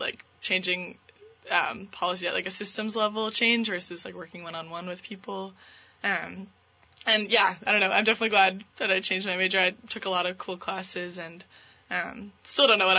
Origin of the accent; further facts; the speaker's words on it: Glastonbury, Connecticut, United States; moved away as an adult; now in Vermont, United States; So I'm from Connecticut originally. I've grown up in Glastonbury my whole life.